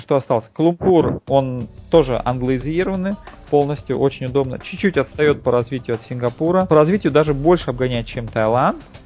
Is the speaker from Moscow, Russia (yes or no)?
yes; Moscow, Russia; moved away as an adult; now in Thailand; я родился в Москве, 30 лет в ней прожил, безвылазно